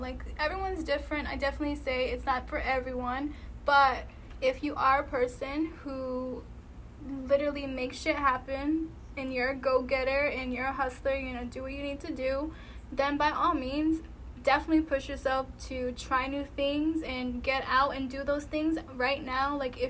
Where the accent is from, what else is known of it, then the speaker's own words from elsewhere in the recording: East Coast, United States; But you gotta think where I'm from. So I'm from the East Coast, like New York is right there.